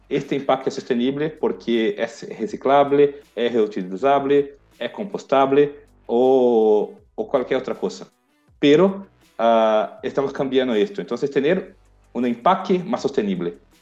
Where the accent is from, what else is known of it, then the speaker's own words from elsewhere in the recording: Brazil; Spanish is a second language; yo soy brasileño